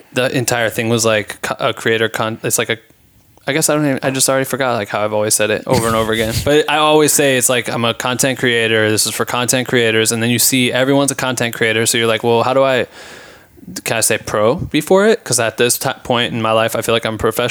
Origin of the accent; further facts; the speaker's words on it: Iowa, United States; I'm from Iowa